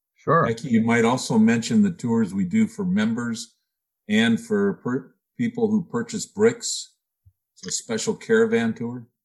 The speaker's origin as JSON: {"language": "English", "region": "California", "country": "United States", "tie": "born or raised there", "also_born_or_lived": "Cordova, Alaska", "moved": "as an adult", "said": "As a kid growing up in California"}